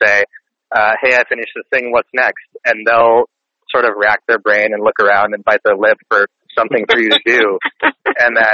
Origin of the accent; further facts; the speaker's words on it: Northern Virginia, United States; I grew up in Northern Virginia